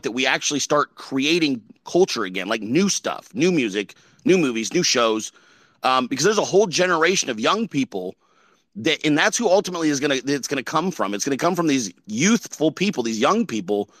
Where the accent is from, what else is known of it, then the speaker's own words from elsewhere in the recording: California, United States; I'm from California